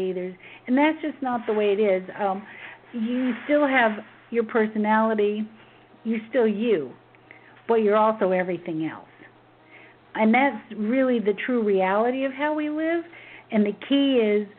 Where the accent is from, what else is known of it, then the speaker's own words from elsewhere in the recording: Memphis, Tennessee, United States; growing up in Memphis during the civil rights movement